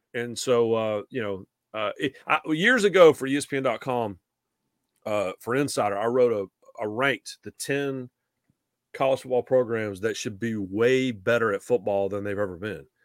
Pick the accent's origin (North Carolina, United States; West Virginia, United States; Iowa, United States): North Carolina, United States; Raleigh; moved away as an adult; now in Charlotte, United States; I grew up in Raleigh